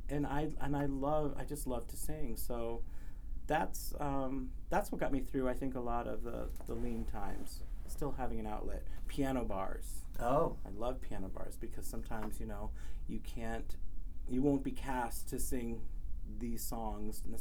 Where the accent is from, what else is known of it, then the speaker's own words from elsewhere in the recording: Cerritos, California, United States; also born or lived in Lake Elsinore, California; I'm from Southern California. I grew up mostly in Cerritos, California uh, which is in Long Beach area. And for a while, I lived in uh, Lake Elsinore, which is out in um, Riverside County.